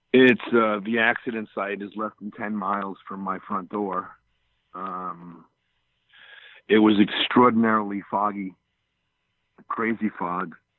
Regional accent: Long Island, New York, United States; moved away as an adult; growing up in Long Island my whole life until 1991. I was a pure New Yorker

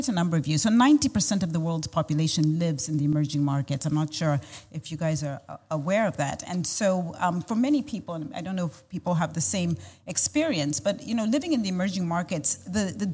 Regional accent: Zambia; moved away as an adult; also born or lived in United States; I was born and raised in Zambia

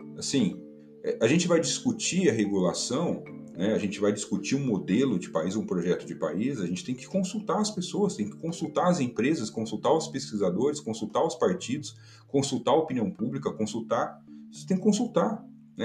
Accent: Brazil; nós somos brasileiros

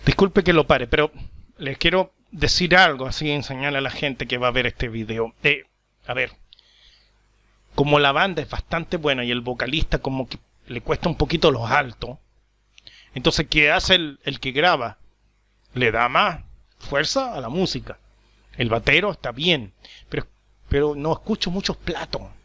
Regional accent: Chile; now in Paraguay; yo soy chileno, vivo en, en Paraguay.

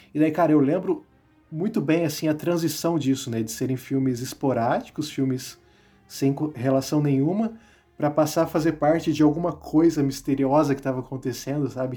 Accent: interior of Paraná, Brazil; accent: light interior (caipira) accent; moved away as an adult; now in Curitiba, Brazil; estou morando aqui em Curitiba também, mas eu vim do interior do Paraná. Né, talvez vocês notem isso pelo, pelo meu sotaque leve, que às vezes, às vezes fica até imperceptível que eu sou do interior

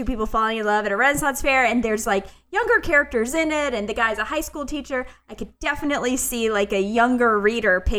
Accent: Pensacola, Florida, United States; moved away; I went back to my hometown

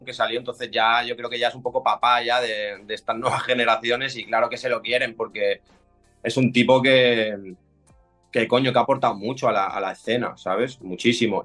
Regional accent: Barcelona, Catalonia, Spain; Yo soy de Cataluña, de Barcelona.

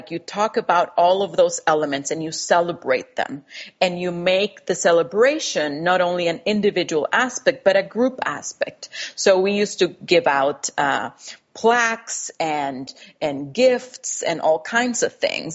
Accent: Costa Rica; English is a second language; moved away; I grew up in Costa Rica with a German father, a Costa Rican mother, and going to a trilingual school. So I learned English in early high school

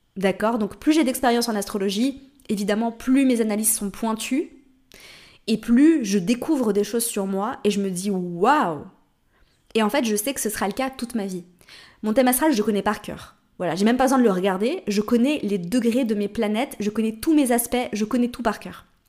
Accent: Switzerland; also born or lived in Morocco; now in Portugal

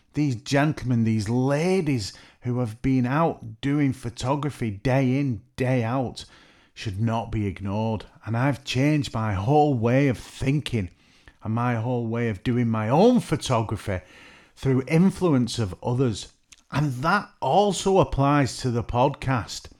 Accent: Merseyside / Lancashire, North West England, United Kingdom; I'm from the Northwest. They call it Merseyside, but I always like to feel I'm from Lancashire

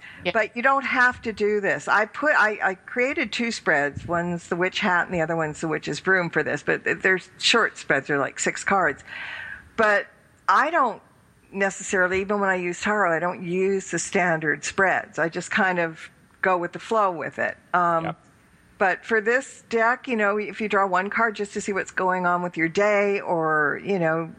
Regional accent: California, United States; accent: California; it's my California accent.

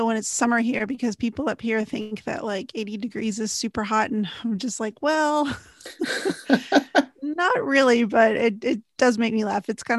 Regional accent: Texas, United States; moved away as an adult; now in New England, United States; I've got two kids, married, from Texas. Now I live in New England, and I'm still not used to the cold.

